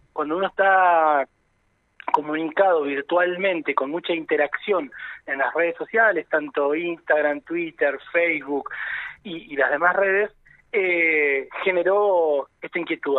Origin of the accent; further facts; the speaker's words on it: Neuquén, Argentina; nuestra idiosincrasia como neuquinas, como neuquinos